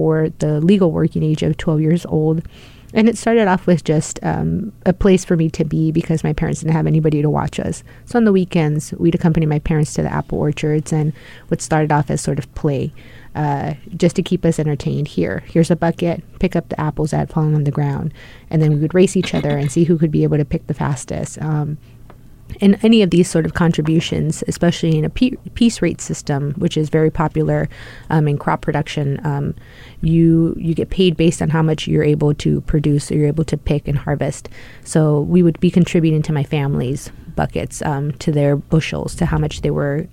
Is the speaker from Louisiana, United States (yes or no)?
no; Rio Grande Valley, South Texas, United States; also born or lived in Indiana; now in Washington, D.C., United States; grew up in an area in South Texas called the Rio Grande Valley